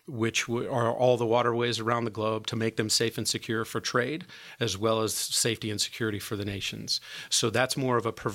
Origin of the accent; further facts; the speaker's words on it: Perry Township, Indiana, United States; I grew up down in Perry Township